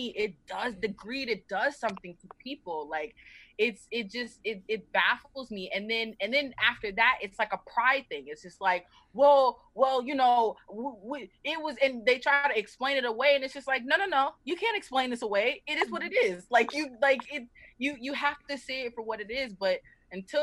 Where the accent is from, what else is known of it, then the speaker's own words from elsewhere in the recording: the South, United States; I'm originally from the South